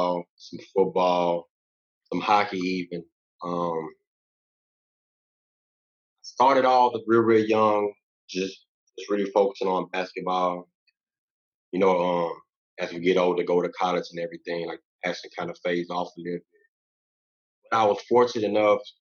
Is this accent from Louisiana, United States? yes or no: yes; Louisiana, United States; now in Texas, United States; I'm from Louisiana, born and raised. Now, like, I reside in Texas